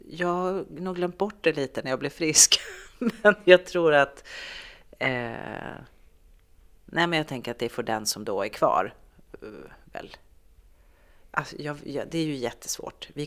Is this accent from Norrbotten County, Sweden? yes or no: yes; Norrbotten County, Sweden; also born or lived in Malmö; Jag tänkte att jag har bott i Malmö och jag har bott, jag kommer från Norrbotten fast jag är från Tornedalen.